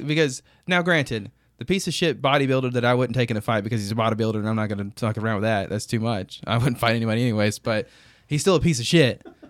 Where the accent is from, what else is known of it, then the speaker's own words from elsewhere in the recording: United States; I'm an American